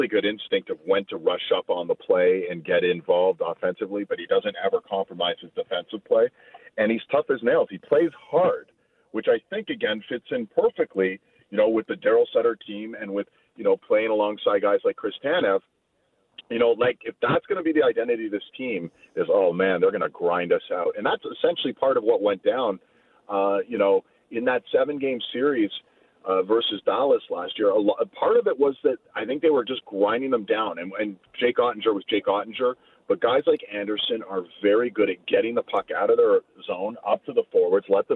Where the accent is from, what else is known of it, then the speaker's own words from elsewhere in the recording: Toronto, Ontario, Canada; moved away as an adult; also born or lived in Calgary; I'm from Toronto.